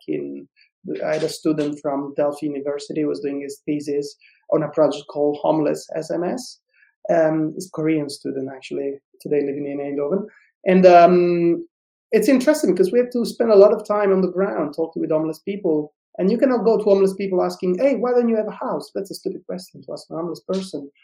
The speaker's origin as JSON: {"language": "English", "region": "Sicily", "country": "Italy", "said": "I'm from Sicily"}